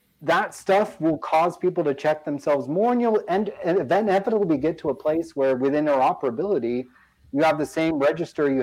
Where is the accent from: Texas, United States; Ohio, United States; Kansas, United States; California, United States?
California, United States; San Diego; now in Raleigh, United States; I grew up out in East County, San Diego as a kid